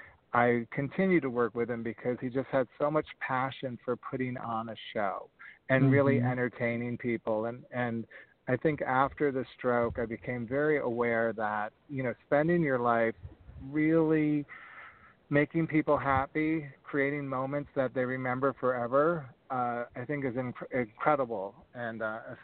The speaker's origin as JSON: {"language": "English", "town": "Rochester", "region": "New York", "country": "United States", "tie": "born or raised there", "moved": "yes", "said": "I was a kid from Rochester, New York."}